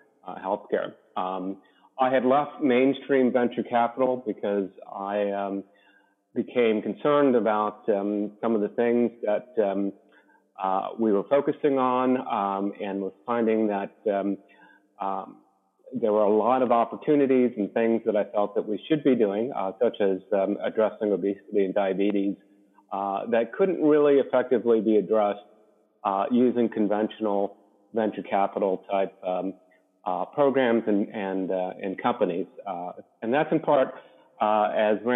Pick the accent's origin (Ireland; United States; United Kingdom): United States; Maryland; moved away as an adult; also born or lived in Ithaca, New York; now in San Diego, United States; Grew up in Maryland